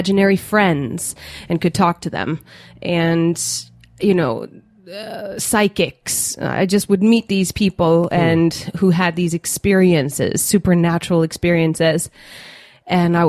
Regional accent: Denmark; I was born and raised in Denmark, in Scandinavia, and I grew up in a non-religious home.

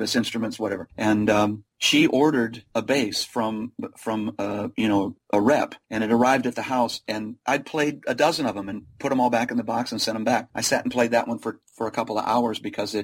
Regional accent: Chicago area, Central Illinois, United States; I grew up in the Chicago area, Central Illinois

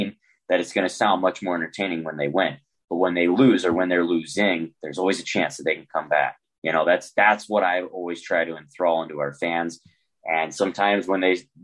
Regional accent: St. Louis, Missouri, United States; I'm from St. Louis. I'm born and raised

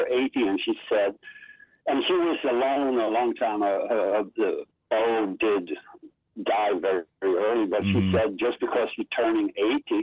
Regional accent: Sweden; Swedes were very, very poor up to the Second World War. Then we got all the money

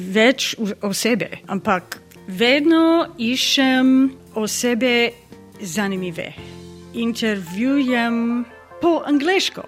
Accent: Florida, United States; Slovenian is a second language; iz Amerike, iz eh, Floride.

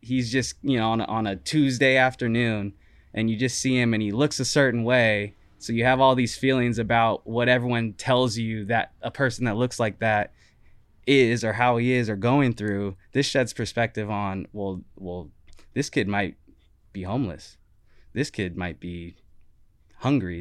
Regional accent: Portland, Oregon, United States; also born or lived in Gresham, Oregon / Beaverton, Oregon; growing up in Gresham and Portland and Beaverton and all

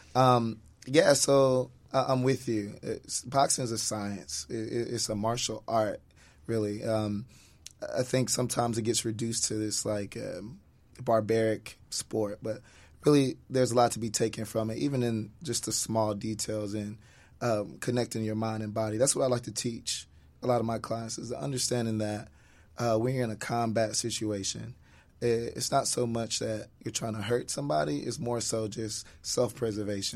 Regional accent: Atlanta, Georgia, United States; moved away as an adult; growing up in Atlanta

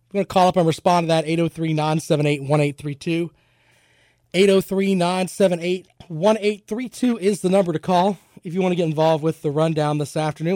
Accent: United States; I am an American

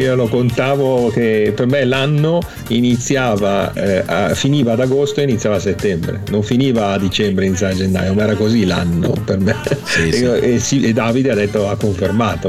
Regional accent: province of Milan, Lombardy, Italy; la provincia di Milano che era così, dove abitavo io

